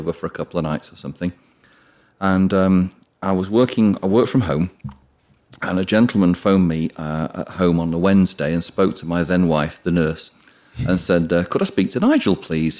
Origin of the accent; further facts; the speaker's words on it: Cheshire, south of Manchester, North West England, United Kingdom; moved away as an adult; also born or lived in Wing, Buckinghamshire / London; I'm actually from Cheshire